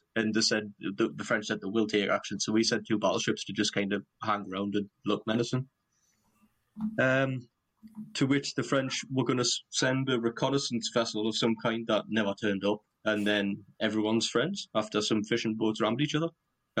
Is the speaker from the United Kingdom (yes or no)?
yes; United Kingdom; we are the British